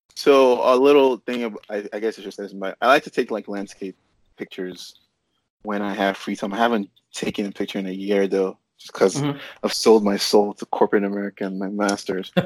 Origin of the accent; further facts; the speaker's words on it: Nigeria; also born or lived in North Carolina; now in California, United States; I grew up in Nigeria